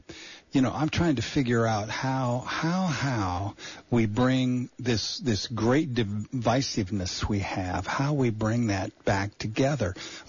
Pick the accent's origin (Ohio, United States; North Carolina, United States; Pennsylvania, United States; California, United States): California, United States; Bakersfield; now in Santa Cruz, United States; I was born in the Deep South. Wow. Yeah, Bakersfield, California. yeah, Bakersfield.